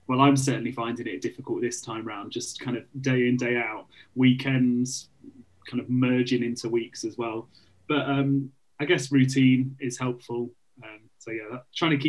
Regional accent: Burton-on-Trent, West Midlands, United Kingdom; We're both brothers from Burton-on-Trent

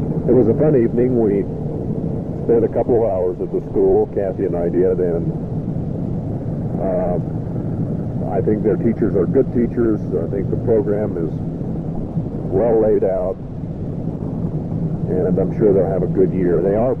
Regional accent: Newton, Utah, United States; moved away; growing up in Newton

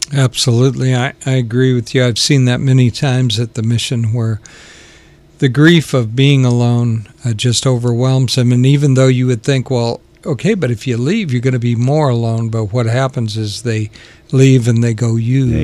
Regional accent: Sacramento, California, United States; moved away; also born or lived in South Carolina / Alberta, Canada; I pretty much grew up in Sacramento

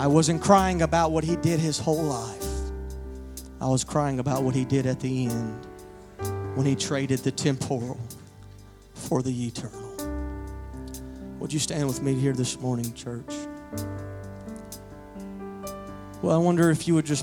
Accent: Louisiana, United States; now in Odessa, United States; I'm originally from Louisiana, but I abide in Odessa now.

